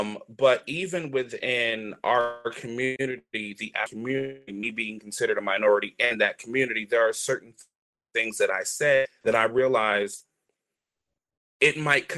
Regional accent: North Carolina, United States; accent: Southern; growing up in North Carolina with a very thick Southern accent, and then coming to Jersey and having to lose that accent very quickly

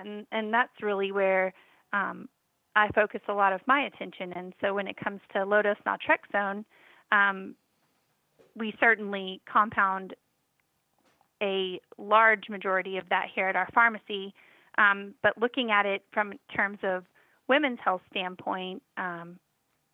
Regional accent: Texas, United States; now in Georgia, United States; I was born and raised in Texas

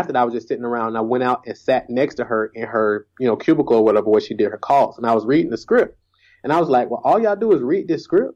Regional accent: Atlanta, Georgia, United States; also born or lived in Columbus, Georgia; So I've been in Atlanta, Georgia my entire life.

